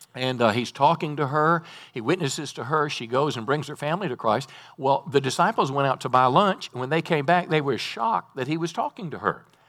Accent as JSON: {"language": "English", "region": "North Mississippi", "country": "United States", "tie": "born or raised there", "said": "I was raised in Mississippi, North Mississippi"}